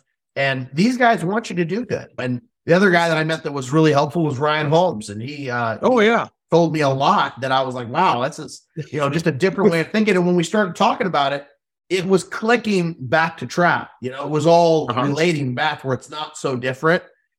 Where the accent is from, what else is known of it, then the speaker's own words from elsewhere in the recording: Canada; And being Canadian, we were able to talk a lot. Cultures were very similar, Americans and Canadians, you know, just like trap shooting.